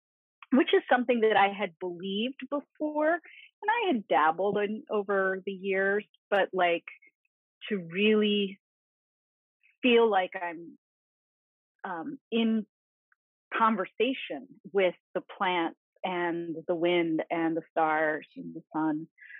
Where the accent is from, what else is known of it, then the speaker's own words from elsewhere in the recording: Malaysian Borneo, Malaysia; I grew up in Borneo, in Malaysian Borneo, which at the time was not terribly developed. It was full of rainforest, This was the 1970s